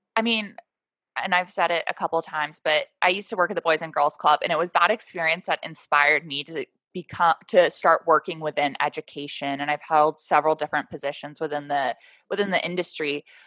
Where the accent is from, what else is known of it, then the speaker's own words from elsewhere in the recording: Portland, Oregon, United States; we're both from Portland